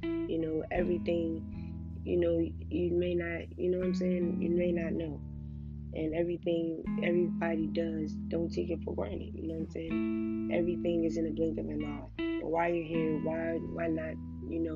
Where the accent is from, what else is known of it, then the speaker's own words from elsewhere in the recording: Washington, District of Columbia, United States; I'm from Washington, D.C., and, you know, where I'm from, it's pretty hard